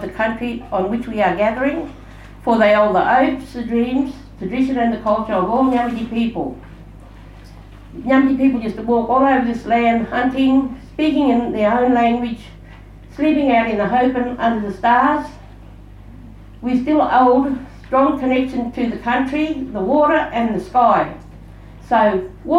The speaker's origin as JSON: {"language": "English", "area": "Murchison", "region": "Western Australia", "country": "Australia", "tie": "born or raised there", "said": "I've spent most of my life here growing up on Mulati, and I'm a proud Nyamidi Nyalu from the Murchison"}